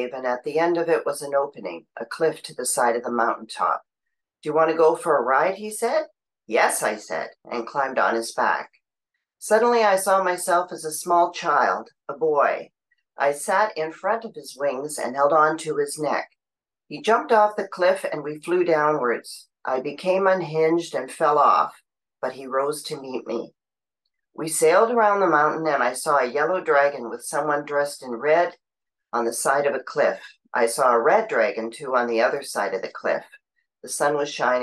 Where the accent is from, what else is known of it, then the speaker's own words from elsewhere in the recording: Ottawa, Ontario, Canada; I'm from Ottawa, Canada